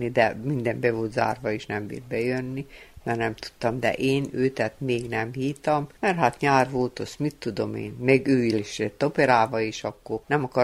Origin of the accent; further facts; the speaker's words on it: Feketić, Vojvodina, Serbia; born there; Hegyesén születtem, Dedreába, miután fő, itt fejeztem be a osztályt.